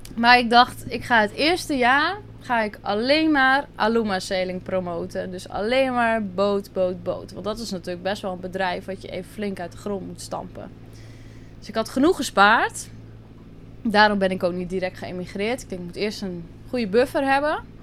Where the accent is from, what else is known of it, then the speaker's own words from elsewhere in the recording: Drenthe, Netherlands; moved away as an adult; now in Curaçao; ik kom uit Drenthe, klein dorpje. daar heb ik altijd gewoond, ben ik opgegroeid.